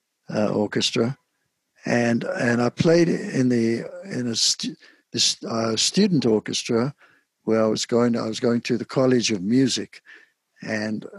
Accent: Cape Town, Western Cape, South Africa; moved away as an adult; also born or lived in London / New York; I was born in Cape Town, South Africa. I grew up there and left Cape Town at the age of 23 and went to London

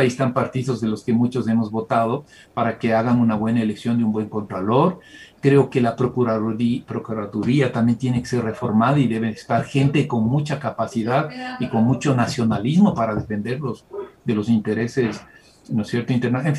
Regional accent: Ecuador; la mayoría que somos los ecuatorianos

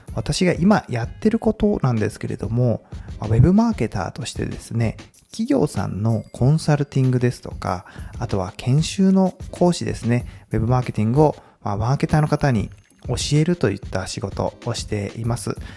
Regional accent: Komaki, Aichi, Japan; moved away as an adult; also born or lived in Tokyo; もともと、あの、出身は愛知県です。まあ、小牧というですね、まあ、結構田舎なんですけども、名古屋のいわゆるベッドタウンですね。まあそこで高校までいまして

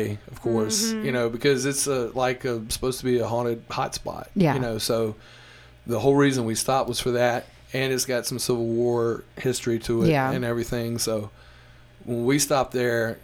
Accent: Mississippi Delta, United States; I'm from Mississippi, the Delta, which is about 5 hours away from New Orleans

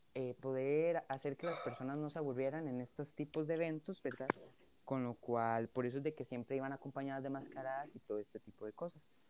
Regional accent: Costa Rica; como personas costarricenses, ¿verdad? De los que vivimos en este país

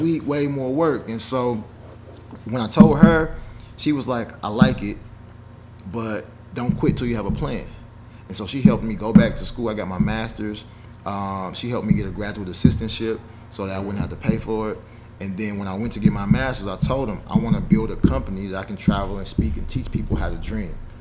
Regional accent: Nashville, Tennessee, United States; also born or lived in Chicago, Illinois; I grew up in Chicago, um, but I'm from Nashville

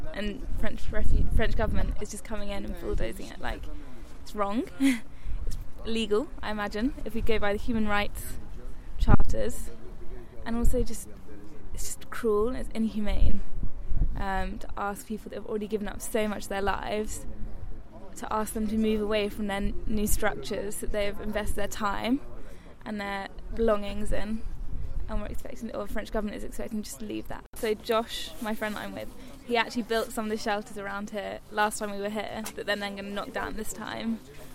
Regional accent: England, United Kingdom; I'm 22 and from England.

